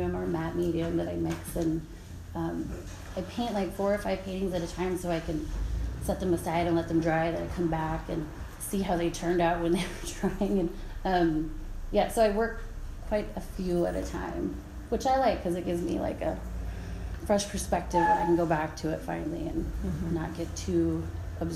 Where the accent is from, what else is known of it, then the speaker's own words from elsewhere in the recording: Fort Yukon, Alaska, United States; now in Fairbanks, United States; I am from Fort Yukon, I'm Gwich'in